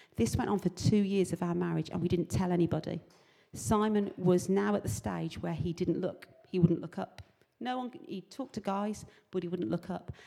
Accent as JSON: {"language": "English", "region": "England", "country": "United Kingdom", "said": "I'm from England"}